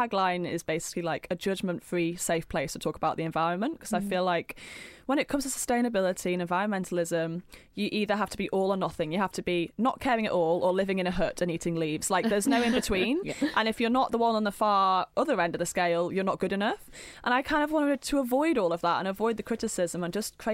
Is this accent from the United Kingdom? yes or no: yes; near Hull, Yorkshire and the Humber, United Kingdom; I was brought up in Yorkshire on a farm